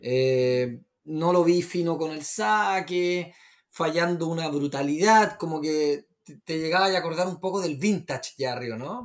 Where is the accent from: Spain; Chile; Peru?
Chile; moved away as an adult; also born or lived in United States / Cuba; somos, somos, chilenos, no tenemos los fríos de menos 14, pero nuestro invierno es relativamente más o menos crudo